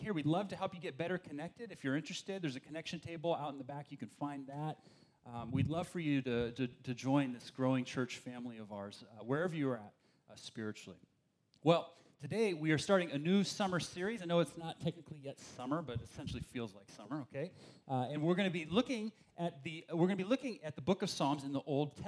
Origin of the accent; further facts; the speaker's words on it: Berkeley, California, United States; I grew up in the East Bay over there in Berkeley